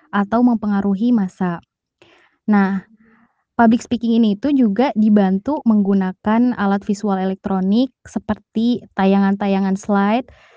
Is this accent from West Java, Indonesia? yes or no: yes; Ciamis, West Java, Indonesia; moved away as an adult; now in Bandung, Indonesia; saya asal dari Ciamis, eh, tapi tinggalnya di Bandung